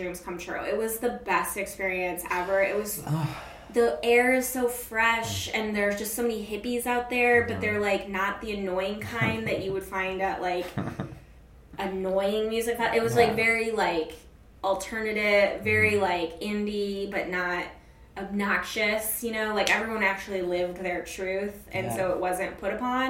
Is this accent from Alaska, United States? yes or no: yes; Alaska, United States; also born or lived in Chicago; now in New York, United States; I'm from Alaska